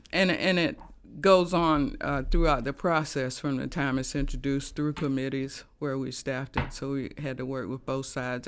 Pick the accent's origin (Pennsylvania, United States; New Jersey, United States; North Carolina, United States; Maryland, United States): North Carolina, United States; Laurinburg; born there; Well, I was born in Laurinburg.